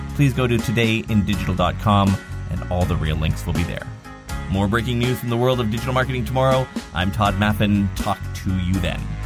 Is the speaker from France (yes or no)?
no; Canada; I'm Canadian